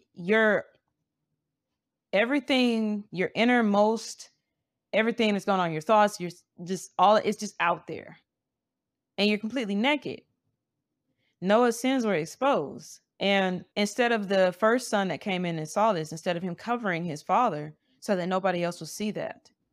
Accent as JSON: {"language": "English", "town": "Montgomery", "region": "Alabama", "country": "United States", "said": "I'm from Montgomery, Alabama"}